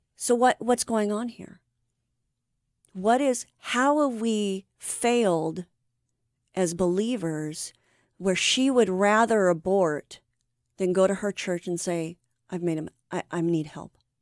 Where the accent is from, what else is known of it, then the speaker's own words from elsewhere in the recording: Anaheim, California, United States; also born or lived in Vista, California; I was raised in Orange County. I'm an Anaheim girl